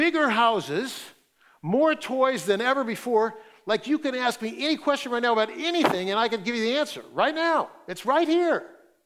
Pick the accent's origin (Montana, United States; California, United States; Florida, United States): California, United States; Fresno; I grew up in Fresno, and so I didn't grow up in wine country, but I grew up in raisin country